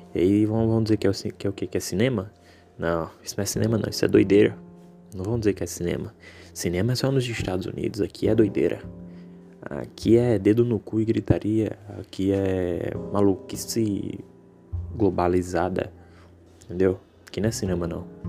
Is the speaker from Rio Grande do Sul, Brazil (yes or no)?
no; Natal, Rio Grande do Norte, Brazil; eu sou de Natal, né, do Rio Grande do Norte